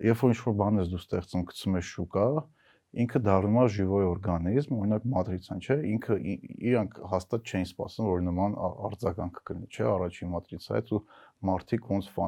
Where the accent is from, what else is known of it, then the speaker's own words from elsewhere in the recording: Vanadzor, Lori, Armenia; Ես Վանաձորում եմ մեծացել